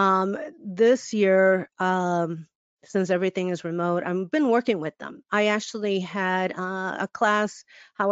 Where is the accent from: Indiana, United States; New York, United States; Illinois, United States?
Illinois, United States; Chicago; I'm born and raised in Chicago